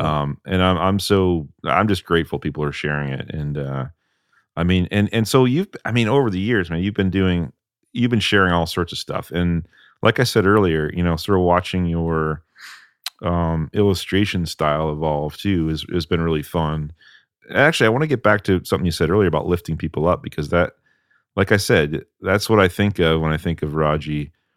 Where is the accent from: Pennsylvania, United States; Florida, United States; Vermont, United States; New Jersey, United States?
Vermont, United States; now in Salem, United States; I grew up in Vermont